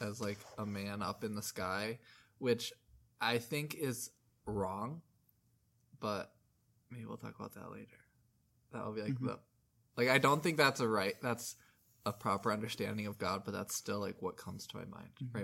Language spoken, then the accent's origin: English; Midwest, United States; you and I are from the Midwest